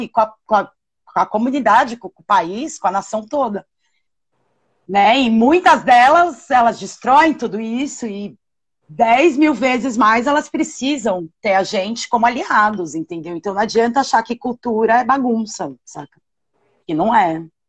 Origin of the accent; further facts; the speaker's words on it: São Paulo, Brazil; moved away as an adult; now in São Luís, Brazil; eu sou de São Paulo. Eu vivo aqui em São Luís há. vão fazer quatro anos